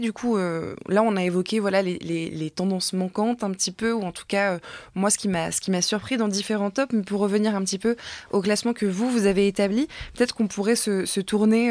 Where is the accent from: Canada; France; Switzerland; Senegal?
France; on est français